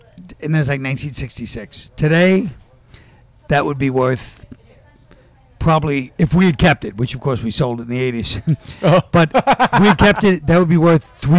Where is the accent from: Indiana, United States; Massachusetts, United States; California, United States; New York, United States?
New York, United States; Park Slope; Park Slope.